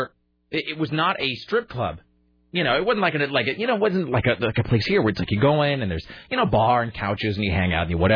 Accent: Kennewick, Washington, United States; born or raised there; moved away as an adult; also born or lived in Spokane, Washington

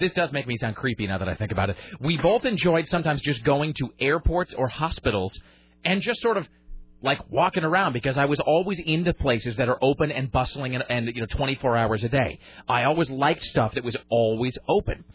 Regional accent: United States; I'm an American

